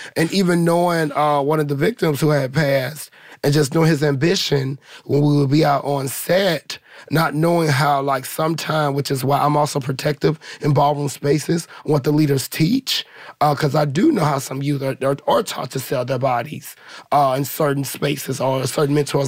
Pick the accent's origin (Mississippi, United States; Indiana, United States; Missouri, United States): Missouri, United States; St. Louis; now in Los Angeles, United States; I come from St. Louis. You know, I come from the Ferguson era